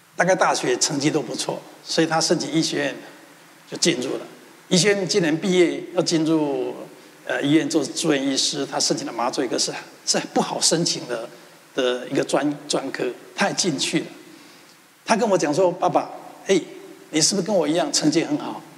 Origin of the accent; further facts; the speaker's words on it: Taiwan; moved away; 从小我出生在一个贫穷的环境，我们家世世代代都是务农的